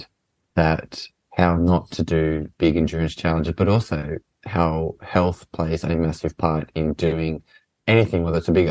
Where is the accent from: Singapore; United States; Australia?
Australia; moved away; I grew up playing soccer in Australia